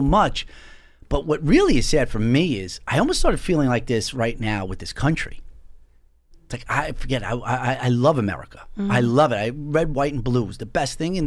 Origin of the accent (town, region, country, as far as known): Long Island, New York, United States; born or raised there